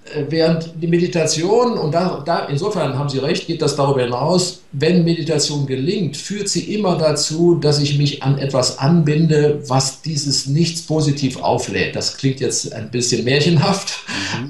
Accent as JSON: {"language": "German", "country": "Germany", "said": "die Deutschen sind Waldvölker"}